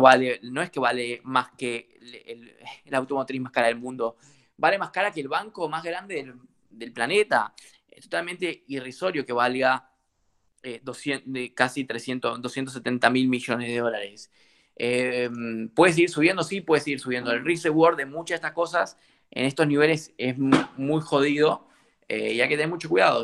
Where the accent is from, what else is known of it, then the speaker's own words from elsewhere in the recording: Corrientes, Argentina; yo soy de Corrientes, del interior de Argentina